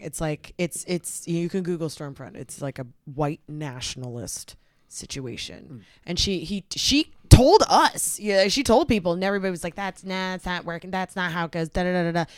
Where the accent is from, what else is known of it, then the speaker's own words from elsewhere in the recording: the Bay Area, California, United States; also born or lived in Texas; Growing up in the Bay Area it was mostly like Hispanics